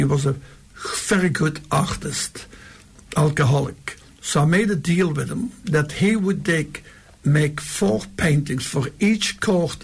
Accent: Belgium; also born or lived in New York; now in Western Australia, Australia; my little village in Belgium.

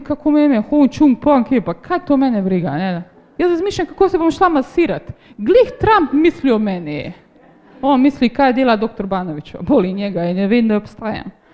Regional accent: Slovenia; smo Slovenci

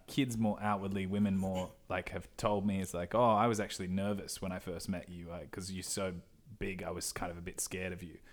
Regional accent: Perth, Western Australia, Australia; moved away as an adult; now in Sydney, Australia; I've grown up in Perth. since I was four years old

